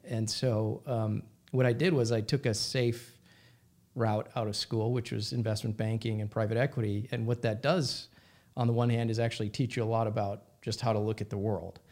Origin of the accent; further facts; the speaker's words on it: Minnesota, United States; I grew up in Minnesota